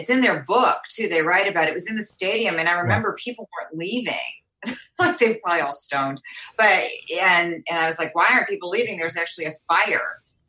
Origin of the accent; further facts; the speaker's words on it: Chicago, Illinois, United States; I was always a big music fan growing up in Chicago